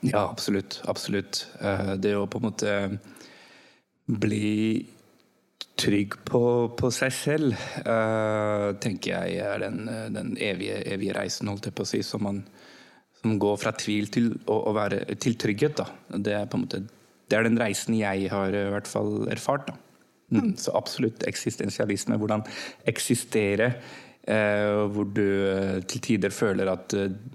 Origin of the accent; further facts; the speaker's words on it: Norway; also born or lived in Pakistan; Jeg var norsk-pakistaner